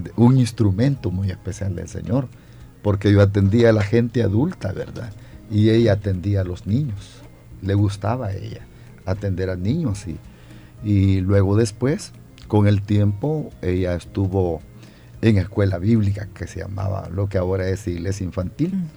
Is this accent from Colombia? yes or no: no; San Rafael Cedros, Cuscatlán, El Salvador; moved away as an adult; also born or lived in Santa Ana, El Salvador; now in San Salvador, El Salvador; soy santaneco de nacimiento, me crié en San Rafael Cedro del departamento de Cuscatlán